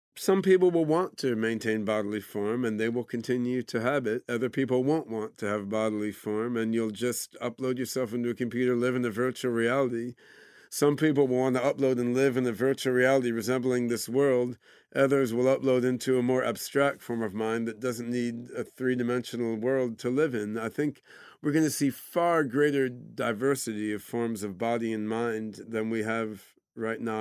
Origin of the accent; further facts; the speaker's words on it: Philadelphia, Pennsylvania, United States; also born or lived in Brazil / Oregon; when I was seven years old, I moved to Philadelphia area